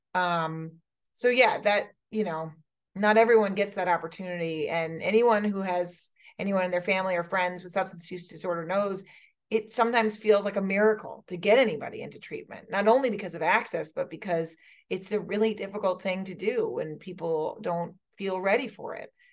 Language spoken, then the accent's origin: English; New Hampshire, United States; we in New Hampshire